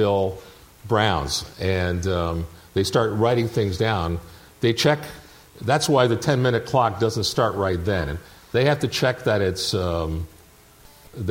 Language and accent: English; Toronto, Ontario, Canada; I grew up in Toronto.